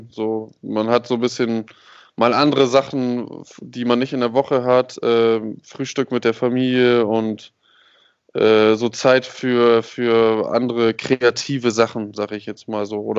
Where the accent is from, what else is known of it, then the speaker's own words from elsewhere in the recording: Hamburg, Germany; Yo, Grüße nach Hamburg, in meine Heimat.